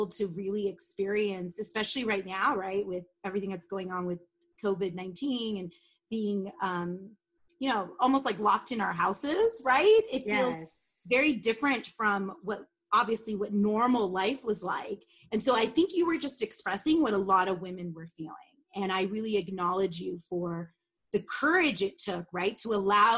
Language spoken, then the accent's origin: English; Los Angeles, California, United States; I grew up in Sun Valley, which is like literally on the other side of the railroad tracks of Burbank